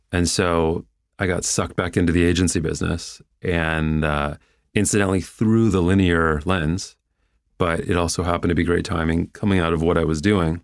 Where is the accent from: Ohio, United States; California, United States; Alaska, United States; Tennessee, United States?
Ohio, United States; Cleveland; moved away as an adult; growing up in Cleveland